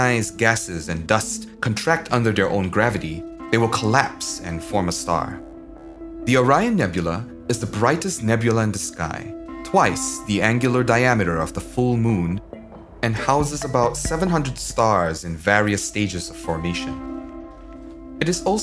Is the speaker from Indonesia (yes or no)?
yes; Indonesia; As a kid, growing up in Indonesia in the 1980s